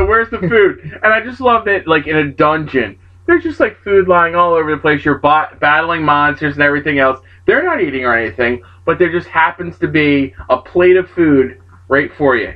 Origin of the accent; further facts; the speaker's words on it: New Jersey, United States; I'm from Jersey.